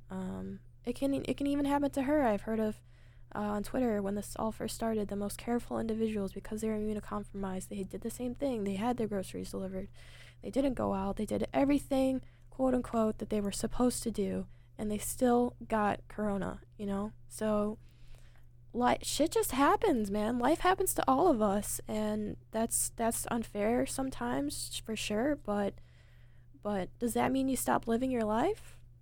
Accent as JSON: {"language": "English", "country": "United States", "said": "as an American"}